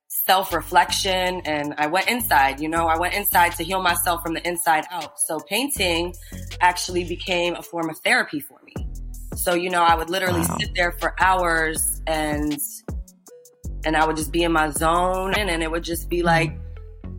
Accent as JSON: {"language": "English", "country": "Iran", "said": "I'm Persian from Iran."}